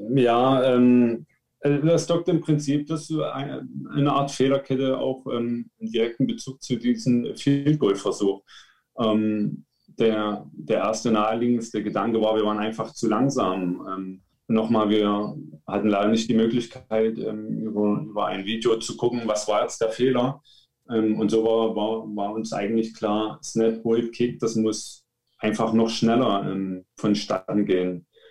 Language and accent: German; Leipzig, Saxony, Germany; ich komme aus Leipzig, bin 31 Jahre alt.